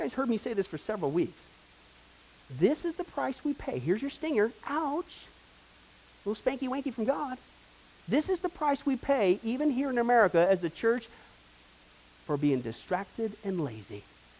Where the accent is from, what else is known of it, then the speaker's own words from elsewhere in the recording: Kansas, United States; Listen to this quote from the pastor in Kansas. This is where I grew up in the Bible Belt.